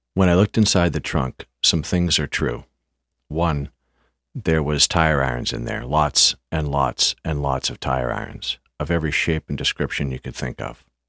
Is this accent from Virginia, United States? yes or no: no; half hour from Boston, Massachusetts, United States; It's a half hour ride from Boston to my hometown